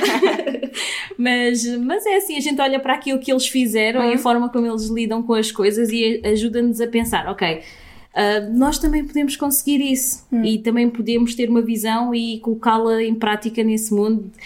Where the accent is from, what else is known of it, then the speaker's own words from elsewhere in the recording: Sintra, Lisbon, Portugal; cresci aqui, cresci nesta zona de Sintra